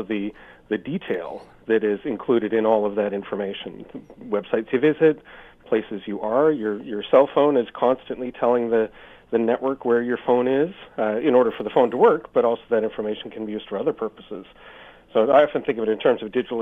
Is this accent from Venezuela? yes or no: no; Canada; as a Canadian standing in Canada